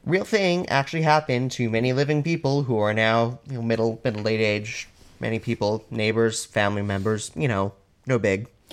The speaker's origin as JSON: {"language": "English", "region": "Alberta", "country": "Canada", "said": "I'm from Alberta"}